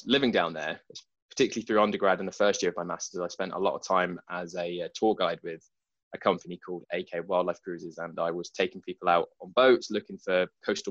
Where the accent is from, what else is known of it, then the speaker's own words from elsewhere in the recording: Broxbourne, East of England, United Kingdom; also born or lived in Nazeing, Essex; I went to school in Hertfordshire, not the posh bit, but sort of went to school in Broxbourne, sort of grew up